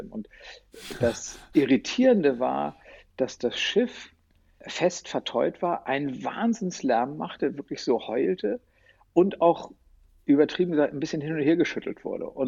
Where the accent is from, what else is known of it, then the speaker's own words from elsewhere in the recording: Hamburg, Germany; als Hamburger Jung